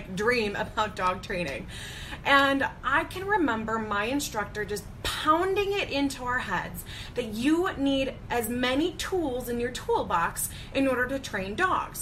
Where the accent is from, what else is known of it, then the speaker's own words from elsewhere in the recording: Chicago, Illinois, United States; I am from the Chicago area